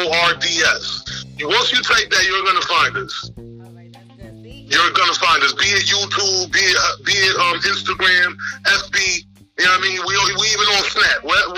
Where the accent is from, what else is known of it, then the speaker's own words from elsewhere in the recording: United States; you got American-born Garifunas like us.